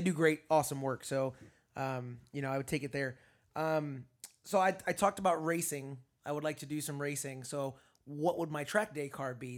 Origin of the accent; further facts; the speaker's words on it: Florida, United States; I'm from Florida